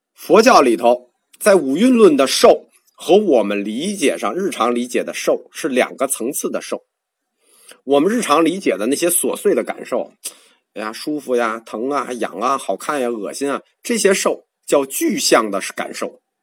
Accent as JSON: {"language": "Chinese", "country": "China", "said": "我们中国人不熟啊"}